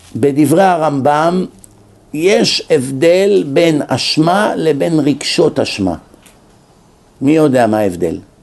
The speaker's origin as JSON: {"language": "Hebrew", "country": "Israel", "tie": "born or raised there", "moved": "yes", "lives_now": "United States", "said": "אנשים שגדלנו איתם בארץ"}